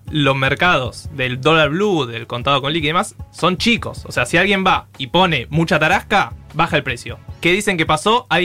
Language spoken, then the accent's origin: Spanish; Buenos Aires, Argentina; Somos todos porteños